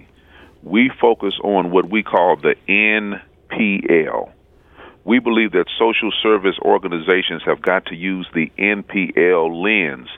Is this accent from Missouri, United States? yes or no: yes; St. Louis, Missouri, United States; I was growing up in the Jeff Vanderloo neighborhood